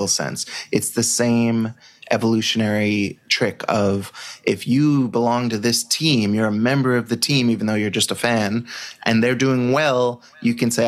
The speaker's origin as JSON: {"language": "English", "country": "United States", "said": "I'm an American"}